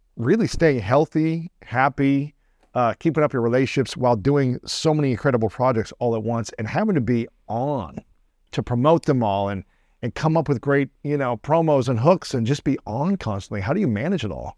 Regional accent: Ohio, United States; moved away as an adult; now in Los Angeles, United States; I grew up in Ohio, uh, great people, great, you know, all four seasons

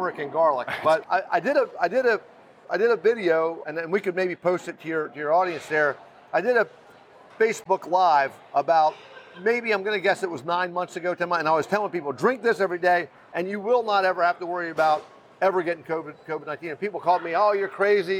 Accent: Fort Myers, Florida, United States; I grew up poor. I grew up in East Fort Myers.

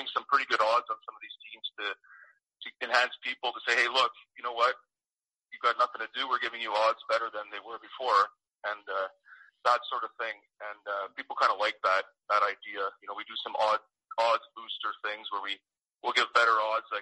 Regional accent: Montreal, Quebec, Canada; I'm from Montreal, so we're kind of bred to hate the Leafs and the Bruins

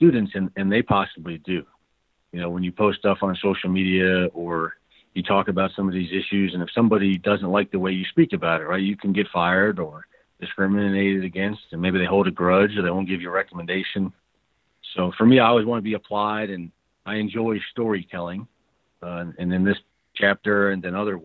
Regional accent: Cleveland, Ohio, United States; now in Denver, United States; I live in Denver now, but I grew up in Cleveland, Ohio

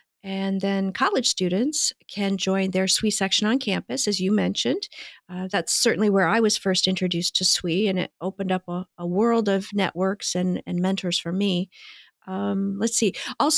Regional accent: Midwest, United States; moved away as an adult; When I first graduated from college, I moved from the Midwest to Washington State. And I was the first in my family to move away like that.

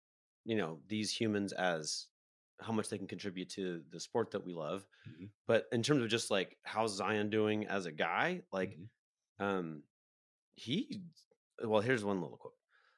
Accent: England, United Kingdom; I'm from England.

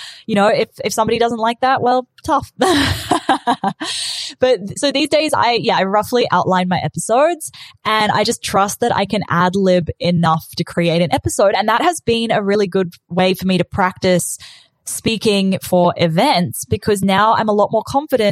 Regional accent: New Zealand; accent: Kiwi; moved away as an adult; also born or lived in South Africa / South Island, New Zealand; now in Australia; when I was 8, my family moved from South Africa to New Zealand, and I was bullied for being the kid with the weird accent. And then when I was 18, I moved to the South Island of New Zealand for uni

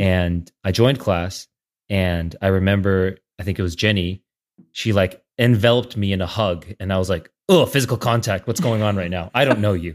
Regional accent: San Jose, California, United States; also born or lived in Saratoga, California; now in San Francisco, United States; I grew up in the Bay Area, in San Jose and Saratoga

